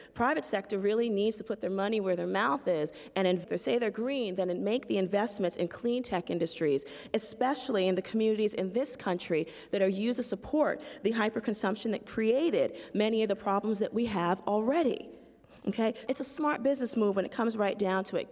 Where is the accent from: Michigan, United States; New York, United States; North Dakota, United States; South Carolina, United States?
New York, United States; New York City; I'm from the South Bronx, and it's a poor community of color